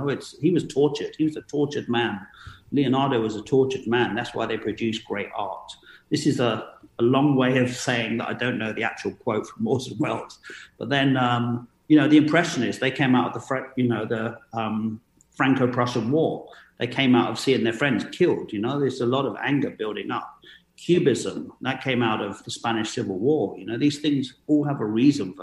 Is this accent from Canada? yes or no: no; London, United Kingdom; growing up in London